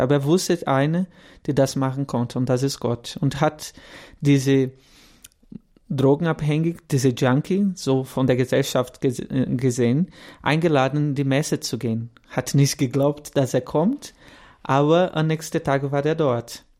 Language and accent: German; Guaratinguetá, São Paulo, Brazil; German is a second language; moved away as an adult; now in Kaufbeuren, Germany; Ich bin Brasilianer, deswegen mein Deutsch vielleicht nicht so gut bin 32 Jahre alt, komme aus, ähm, aus Guaratinguetá, São Paulo und lebe seit zehn Jahren in Deutschland